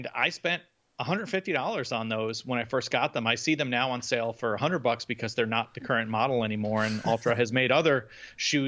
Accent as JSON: {"language": "English", "region": "Northeast", "country": "United States", "tie": "born or raised there", "said": "I grew up in the Northeast."}